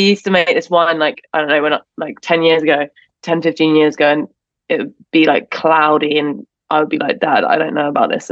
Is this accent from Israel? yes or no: no; England, United Kingdom; moved away as an adult; now in Detroit, United States; I'm just from England